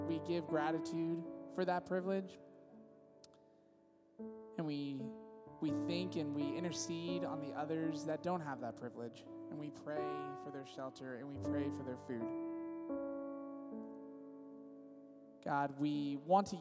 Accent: Visalia, California, United States; now in San Diego, United States; I'm originally from Visalia, California

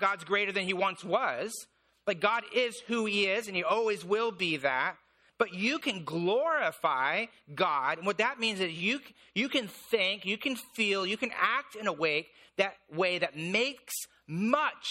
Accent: Indiana, United States; moved away; I grew up in Indiana

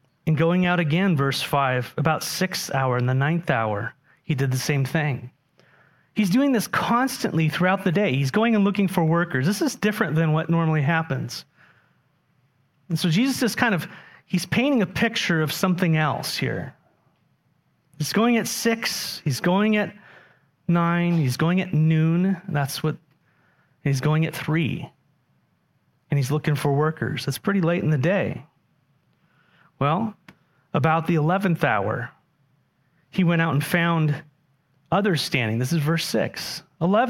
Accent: San Diego, California, United States; moved away; when I grew up in San Diego

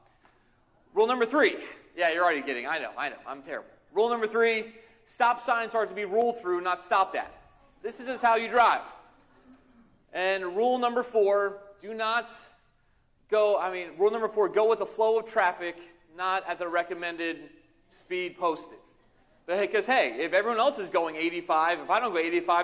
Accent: outside of Philadelphia, southern New Jersey, United States; now in Northeastern Pennsylvania, United States; I grew up in southern Jersey, outside of Philadelphia

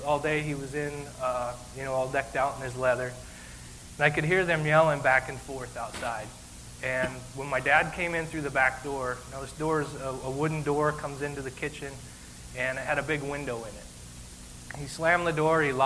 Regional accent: Billings, Montana, United States; I was born in Billings, Montana

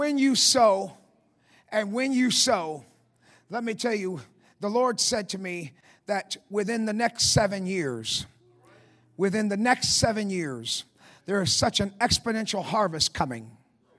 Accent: Michigan, United States; I grew up in Michigan. I know about snow.

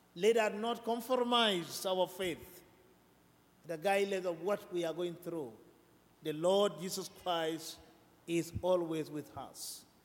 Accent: South Sudan; now in United States; I'm from South Sudan

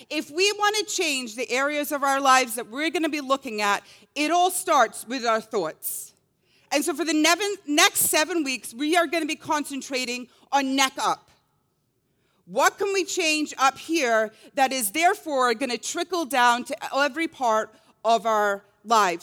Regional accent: Scotland, United Kingdom; growing up in Scotland

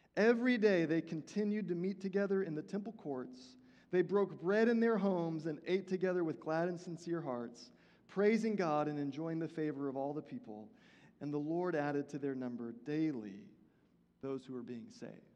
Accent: Houston, Texas, United States; the church that I attended was Vineyard Christian Fellowship of Houston

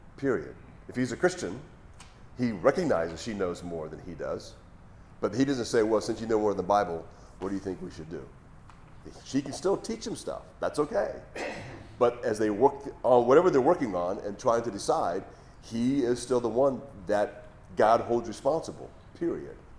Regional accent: Hawaii, United States; moved away as an adult; I grew up in Hawaii, that's where I was living before I moved here.

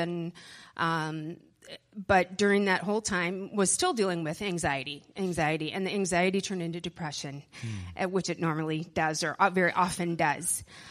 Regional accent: Middleton, Wisconsin, United States; also born or lived in Madison; I was born in Madison, but grew up in Middleton, Wisconsin, and I was the youngest of five kids

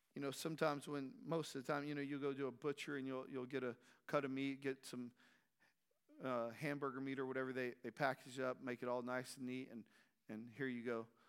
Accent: Strawn, Texas, United States; growing up in Strawn, a small community

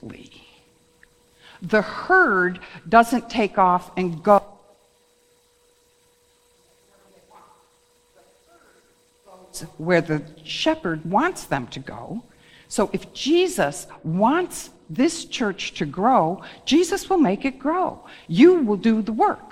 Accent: Wales, United Kingdom; I'm a Welsh person.

